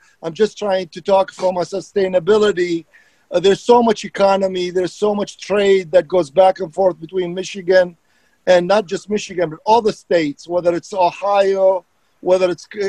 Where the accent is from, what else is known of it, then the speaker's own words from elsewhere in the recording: Iraq; English is a second language; moved away; I'm an immigrant. So talking about what Nick said, it resonate with me. I came from Iraq 36 years ago, and I started my journey and went to school and became a professional engineer.